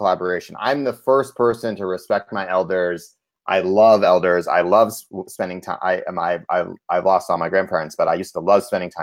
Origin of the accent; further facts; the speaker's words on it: Cambridge, Massachusetts, United States; I grew up in Cambridge, Massachusetts, which is a progressive place